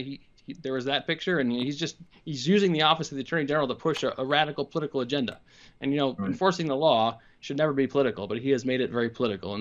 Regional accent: Minnesota, United States; felt the call to come back to my home state

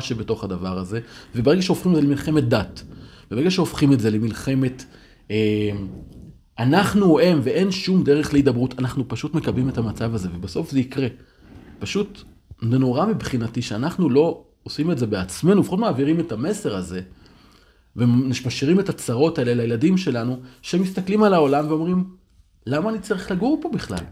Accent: Upper Galilee, Northern District, Israel; now in Tel Aviv, Israel; פינו את קיבוץ דפנה, פינו את שער ישוב, פינו את הגושרים, זה אזורים שגדלתי בהם

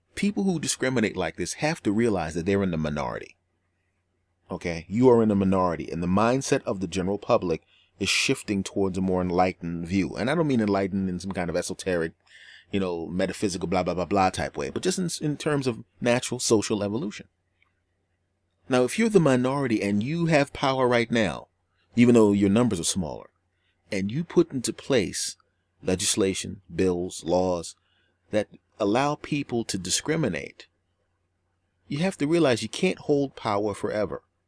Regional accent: Northeast, United States; I grew up in the Northeast and it's a more liberal area

